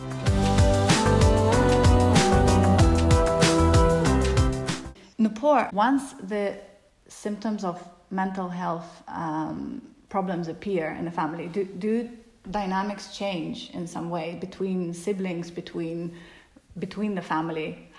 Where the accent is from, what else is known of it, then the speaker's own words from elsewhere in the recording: Russia; also born or lived in London, United Kingdom; now in Greece; I moved from London to Greece and I'm Russian, so living by the sea is just, I don't know, it's like a dream come true